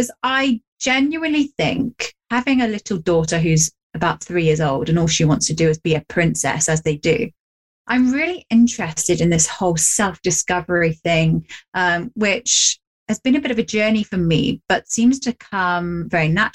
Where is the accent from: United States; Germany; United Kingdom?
United Kingdom; England; me, being English